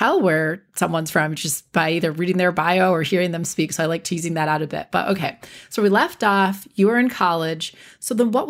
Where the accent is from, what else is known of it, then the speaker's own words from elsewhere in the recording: Wisconsin, United States; So my family's all from South Carolina, and I'm the only one who, you know, grew up in the North. So growing up mostly in Wisconsin, so we'd go down to, you know, Columbia, South Carolina, or Spartanburg, South Carolina, and I was told I sounded funny and I talked too fast.